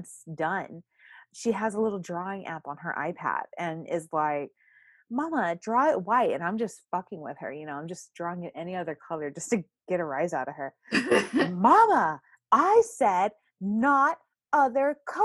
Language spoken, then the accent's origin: English; Texas, United States; I'm a Texan.